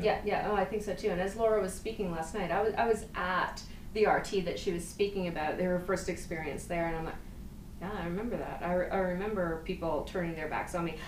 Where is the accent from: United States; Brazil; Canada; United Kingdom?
Canada; Eastern Canada; I'm from from Eastern Canada.